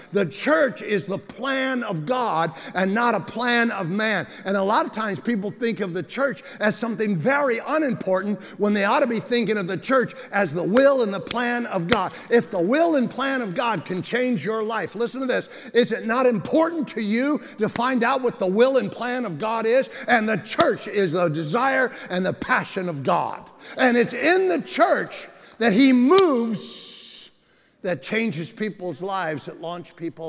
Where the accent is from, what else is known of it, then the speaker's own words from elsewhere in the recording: San Bernardino, California, United States; I'm from San Bernardino